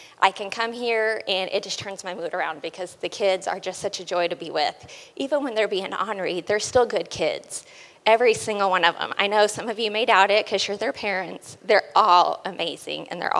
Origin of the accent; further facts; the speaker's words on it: Oklahoma, United States; I was born and raised in Oklahoma.